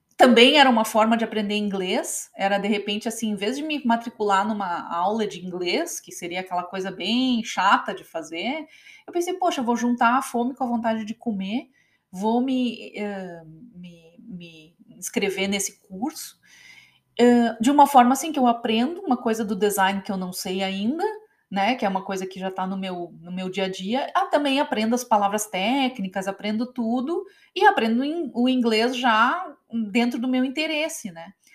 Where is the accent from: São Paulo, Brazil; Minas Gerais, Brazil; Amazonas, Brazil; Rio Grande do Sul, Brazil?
Rio Grande do Sul, Brazil; Novo Hamburgo; moved away as an adult; now in United States; eu venho de Novo Hamburgo, essa cidade que sempre foi a capital do calçado